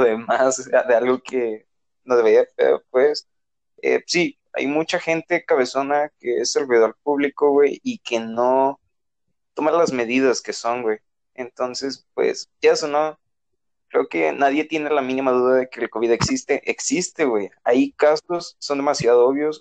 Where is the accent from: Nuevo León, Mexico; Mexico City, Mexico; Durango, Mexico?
Nuevo León, Mexico; todos somos de aquí de Nuevo León